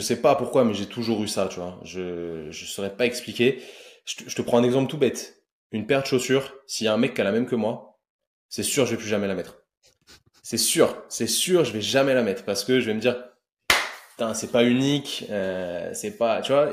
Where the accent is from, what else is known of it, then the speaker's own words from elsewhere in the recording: Paris suburbs, Yvelines, Île-de-France, France; je viens de la banlieue parisienne, euh, exactement du, 78